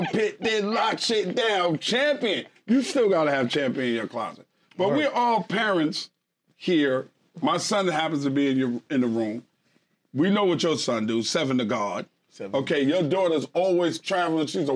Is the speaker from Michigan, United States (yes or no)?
no; New York City, New York, United States; I'm from Queens